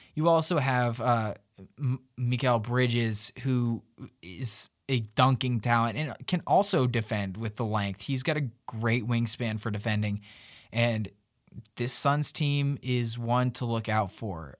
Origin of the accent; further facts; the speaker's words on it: Memphis, Tennessee, United States; Memphis, of course, my hometown